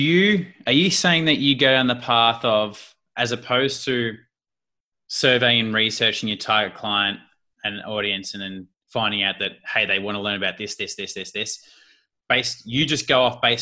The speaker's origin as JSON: {"language": "English", "country": "Australia", "accent": "Australian", "said": "putting my Australian lingo in there and slang"}